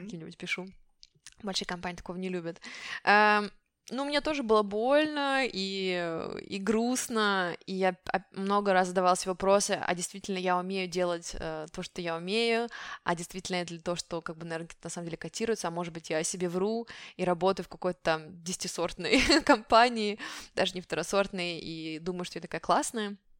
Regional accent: Siberia, Russia; first language Russian; moved away as an adult; also born or lived in Moscow, Russia; now in France; я из Сибири

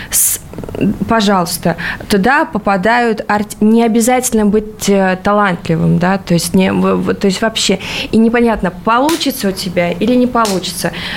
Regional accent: Latvia; moved away; в Латвии у меня там, а, а, откуда я родом

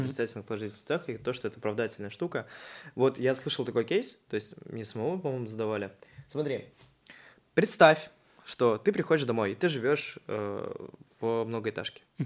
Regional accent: Chuvashia, Russia; У нас целых три моста. Это в Чебоксарах

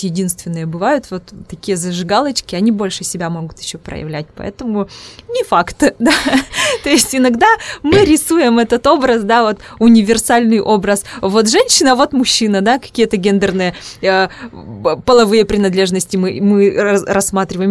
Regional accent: Udmurtia, Russia; accent: Udmurt; first language Udmurt; Russian is a second language; у меня акцент, да, свой родной язык, у меня удмуртский, поэтому у меня акцент своеобразный, вот удмуртский.

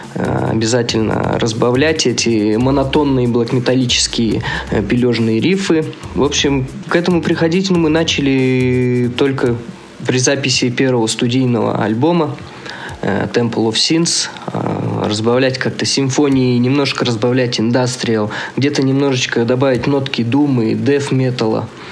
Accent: southern Kazakhstan, Kazakhstan; now in Zabaykalsky Krai, Russia; Я сам вообще из Казахстана, и он тоже из Казахстана, но он из Северного, я из Южного

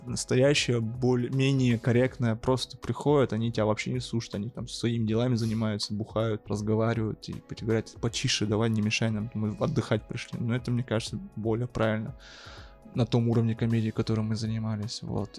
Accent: Yakutsk, Sakha Republic, Russia; moved away as an adult; now in Moscow, Russia; я родился в Якутске, живу в Москве полтора года, не по своей воле

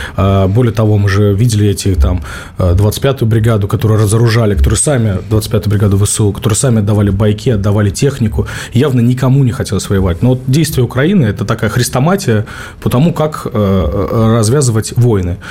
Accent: Stavropol, Stavropol Krai, Russia; в моем родном Ставрополе

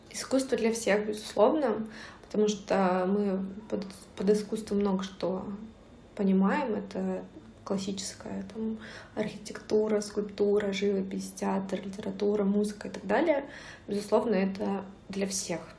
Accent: southern Russia, Russia; accent: southern; Я даже говорила не так, как э, все в Санкт-Петербурге говорят. у меня был такой говор

